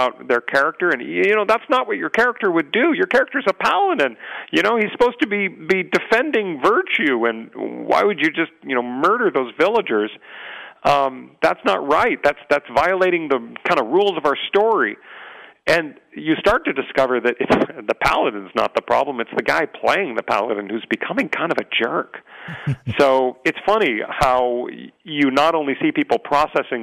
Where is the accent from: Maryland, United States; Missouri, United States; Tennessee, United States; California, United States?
California, United States; San Diego; growing up in San Diego, I had a little bit of an unusual life